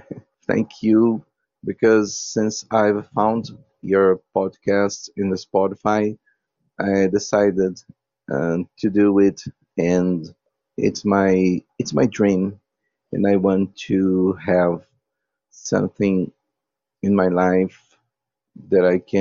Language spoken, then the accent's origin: English; Brazil; English is a second language; from Brazil